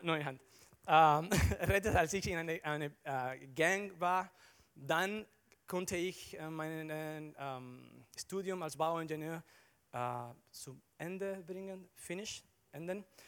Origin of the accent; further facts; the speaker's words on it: Dominican Republic; German is a second language; moved away as an adult; also born or lived in Barcelona, Spain; now in Germany; ich komme aus der Dominikanischen Republik